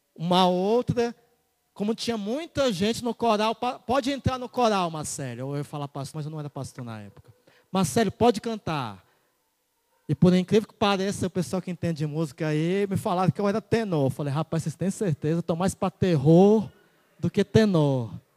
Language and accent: Portuguese; Piauí, Brazil; also born or lived in Ceará; eu era cearense e fui criado no Piauí.